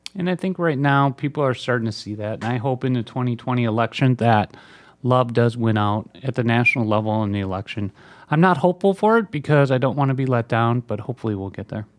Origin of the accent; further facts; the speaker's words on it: Minnesota, United States; The University of Minnesota, my home state.